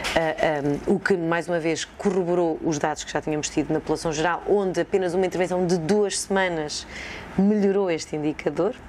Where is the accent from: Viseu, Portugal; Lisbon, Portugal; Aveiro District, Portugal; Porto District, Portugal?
Viseu, Portugal; Sátão; now in Coimbra, Portugal; cresci eh, no Sátão, que é uma vila perto de Viseu